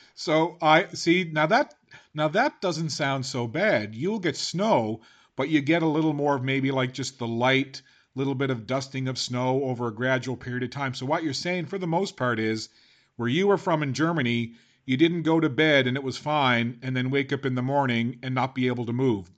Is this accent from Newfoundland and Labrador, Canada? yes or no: yes; Newfoundland and Labrador, Canada; now in Halifax, Canada; I'm a Newfoundlander yeah. originally